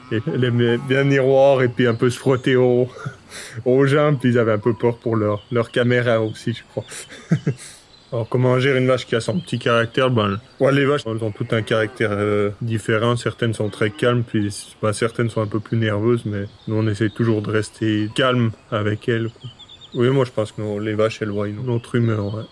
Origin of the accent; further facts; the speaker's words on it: Le Mouret, Fribourg, Switzerland; je viens du Mouret, j'ai 28 ans, je suis agriculteur sur l'exploitation familiale. C'est euh, dans le canton de Fribourg